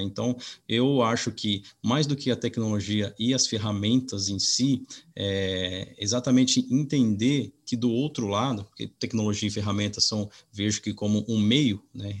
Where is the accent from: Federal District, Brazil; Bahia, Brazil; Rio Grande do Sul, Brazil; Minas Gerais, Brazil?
Minas Gerais, Brazil; now in Piracicaba, Brazil; eu sou é, mineiro, na cidade de, de Camuquira, no sul de Minas.